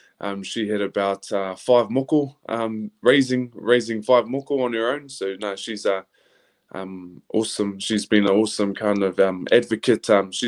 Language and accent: English; Hastings, Hawke's Bay, New Zealand; growing up in Hastings, and actually, not knowing too much who I was as a person, really. I kind of call myself the Milky Bar kid, white on the outside, brown on the inside, type of chocolate.